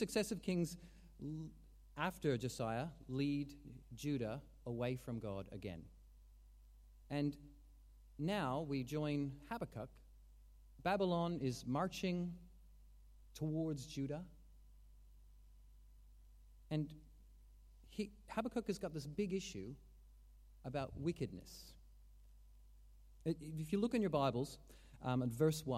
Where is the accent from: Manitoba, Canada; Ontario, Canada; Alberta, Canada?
Alberta, Canada; Calgary; we watched these stories as Calgarians